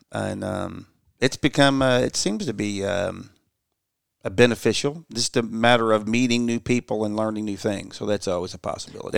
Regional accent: Louisville, Kentucky, United States; I grew up in Louisville, Kentucky

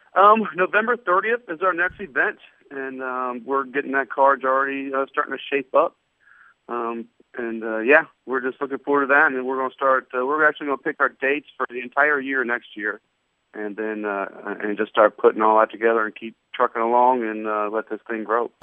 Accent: Ohio, United States; moved away; I grew up wrestling in Ohio

